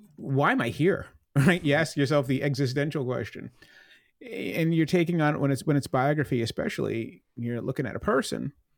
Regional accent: Plymouth, Massachusetts, United States; I grew up in Plymouth

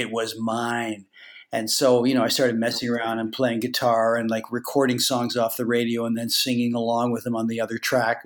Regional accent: Toronto, Ontario, Canada; when I was a kid growing up in Toronto

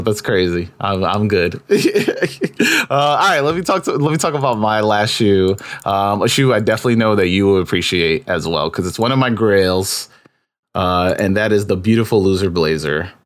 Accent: New York, United States; being a New Yorker

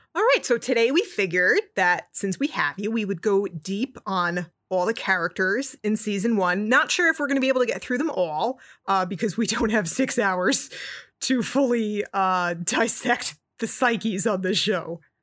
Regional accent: Newark, New Jersey, United States; I'm from Newark, New Jersey, from that similar area. raised in that ethnic working class Catholic background

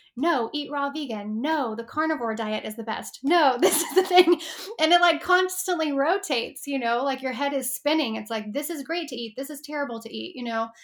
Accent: Texas, United States; moved away as an adult; now in Los Angeles, United States; I grew up in Texas in a pretty, like, conservative, you know, um, space

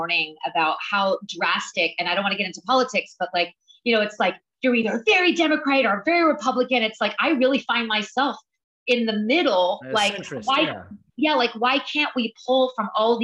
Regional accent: the South, United States; now in New York, United States; I'm from the South, you know, I grew up on hot dogs and mac and cheese

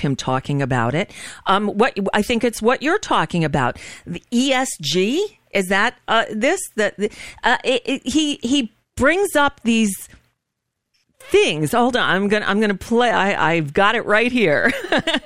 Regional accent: Florida, United States; also born or lived in New York / Los Angeles / Boston; I grew up in Florida. I was born in New York. My family moved down here when I was 11. So I went to middle school and high school here, down here

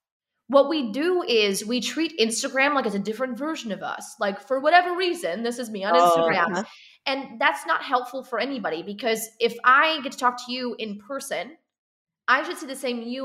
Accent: Chicago, Illinois, United States; We're in like the cornfields and cows section of the Illinois. So we're not in city.

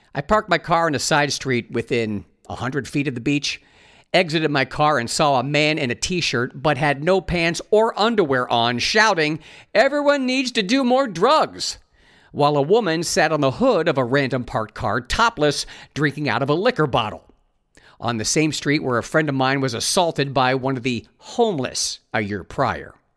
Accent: Ohio, United States; moved away as an adult; also born or lived in Los Angeles, United States; I moved back to my home state of Ohio

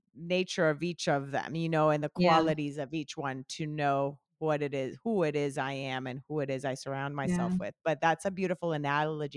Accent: Colombia; moved away as an adult; now in United States; I grew up in Colombia

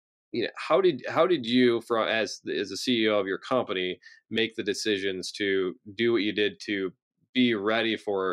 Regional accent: Michigan, United States; I'm from Michigan

